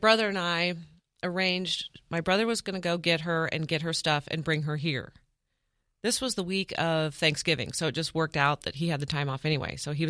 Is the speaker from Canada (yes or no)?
no; Independence, Kansas, United States; born or raised there